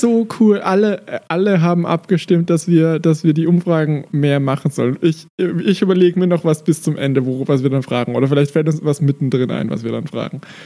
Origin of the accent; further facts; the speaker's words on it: Austria; ich bin Österreicher